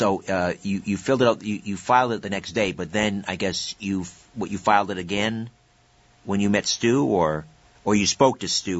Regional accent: Brantford, Ontario, Canada; in my hometown, Brantford

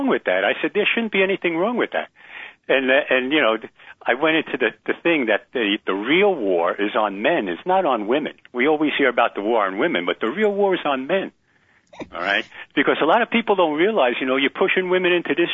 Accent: New York, United States; I'm from New York

